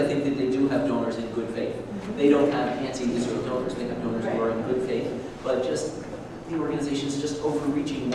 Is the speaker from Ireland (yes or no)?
no; Canada; I'm a Canadian, not a German